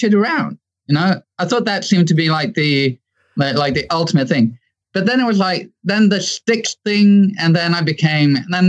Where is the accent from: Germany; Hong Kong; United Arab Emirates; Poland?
Hong Kong; born there; Well, my first memories of music is kind of easy because as I was born in Hong Kong